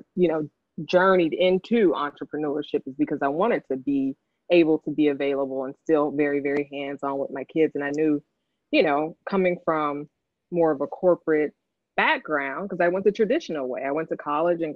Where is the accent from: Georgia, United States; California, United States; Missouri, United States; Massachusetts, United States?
California, United States; Los Angeles; moved away as an adult; now in Washington, D.C., United States; growing up in South Central